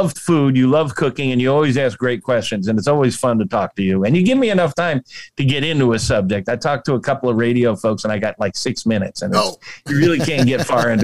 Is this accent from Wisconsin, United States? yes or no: no; Central Florida, United States; moved away; I was raised in Central Florida